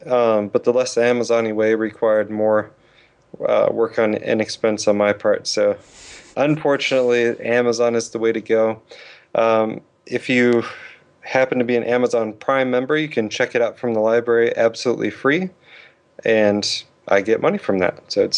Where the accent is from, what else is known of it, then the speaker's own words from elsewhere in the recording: Hood River, Oregon, United States; James Evan Pilato obviously is from Portland, and I grew up in Hood River, about 60 miles away from there.